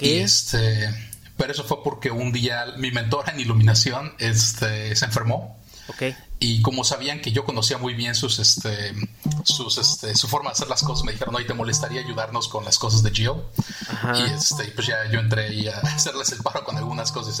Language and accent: Spanish; Mexico City, Mexico; also born or lived in Miami, United States / England; now in United States; yo nací en México, nací en la Ciudad de México, este, viví toda mi vida ahí, hasta que me mudé a Estados Unidos